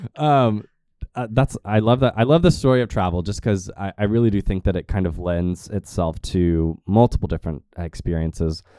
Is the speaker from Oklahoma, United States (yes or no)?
yes; Tulsa, Oklahoma, United States; I grew up here